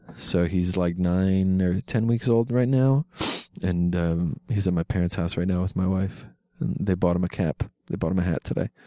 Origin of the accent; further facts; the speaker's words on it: Philadelphia, Pennsylvania, United States; I'm from Philadelphia